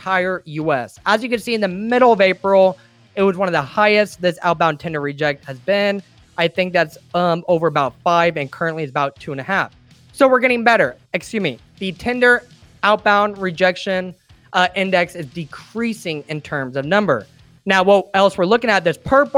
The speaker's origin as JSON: {"language": "English", "region": "Illinois", "country": "United States", "said": "I'm from the Midwest, from Illinois in particular"}